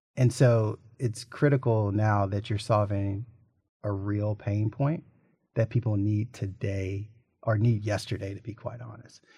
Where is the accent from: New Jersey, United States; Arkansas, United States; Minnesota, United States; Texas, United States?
Arkansas, United States; Little Rock; growing up in Little Rock, I had two people investors as parents